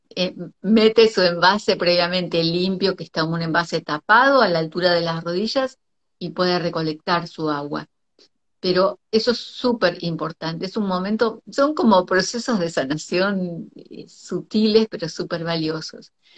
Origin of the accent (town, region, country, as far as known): Argentina; also born or lived in Costa Rica